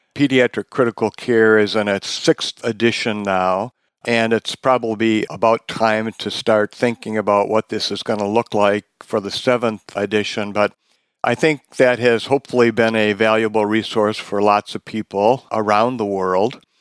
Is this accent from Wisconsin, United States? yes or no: yes; Wisconsin, United States; now in Seattle, United States; I'm from Wisconsin originally